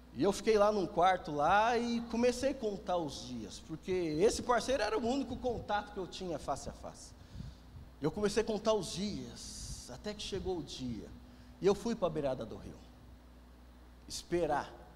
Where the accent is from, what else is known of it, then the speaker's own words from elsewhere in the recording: Greater São Paulo, Brazil; Nascido e criado aqui na Grande São Paulo